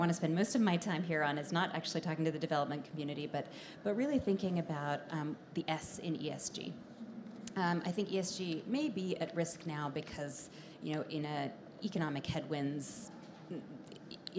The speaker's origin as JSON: {"language": "English", "country": "Canada", "said": "as a Canadian"}